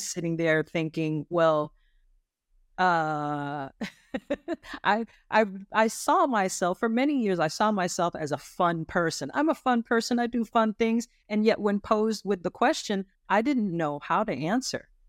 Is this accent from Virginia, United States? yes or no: no; Lancaster, California, United States; now in Richmond, United States; I grew up in Lancaster, California.